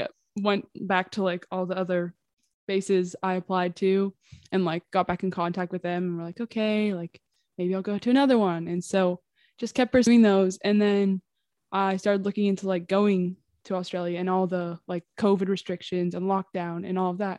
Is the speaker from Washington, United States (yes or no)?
yes; Washington, United States; I'm 19 from Washington State in the U.S.